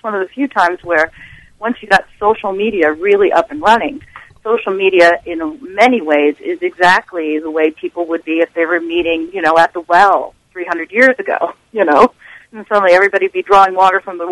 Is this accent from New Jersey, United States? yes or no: yes; New Jersey, United States; New Jersey is my home state that I grew up